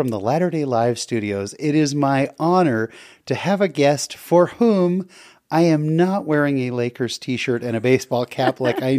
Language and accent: English; California, United States; I'm a big VW fan, being a Californian.